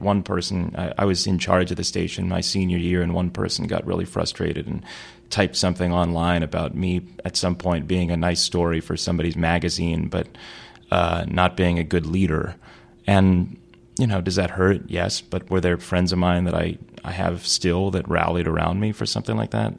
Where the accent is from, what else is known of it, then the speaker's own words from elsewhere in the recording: Chicago, Illinois, United States; I grew up in Chicago for my first couple of years in the city. Then my family moved to the, the south suburbs of Chicago